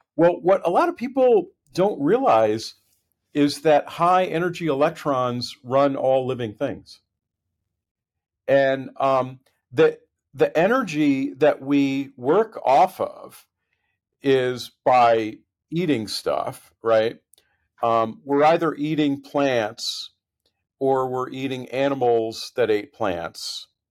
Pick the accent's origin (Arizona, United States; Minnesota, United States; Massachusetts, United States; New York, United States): Massachusetts, United States; Boston; moved away as an adult; also born or lived in Connecticut / California; I'm from the Boston area, grew up in, in New England